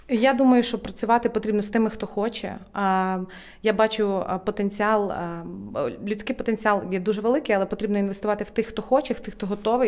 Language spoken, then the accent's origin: Ukrainian; Ukraine; also born or lived in United Kingdom; як українка, я е, працюю зараз над тим, аби Україна ставала тією країною